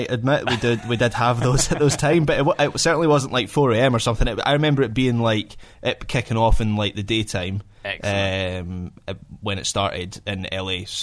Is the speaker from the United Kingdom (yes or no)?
yes; United Kingdom; as a British MLS fan